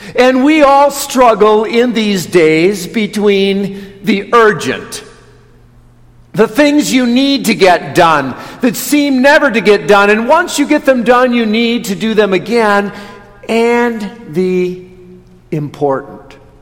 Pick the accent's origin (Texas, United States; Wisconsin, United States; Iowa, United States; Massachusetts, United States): Wisconsin, United States; Watertown; moved away; I grew up in Watertown